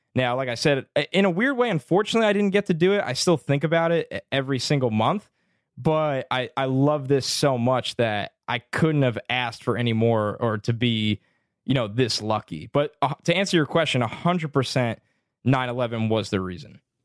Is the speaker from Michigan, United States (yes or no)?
no; New York City, New York, United States; I'm from New York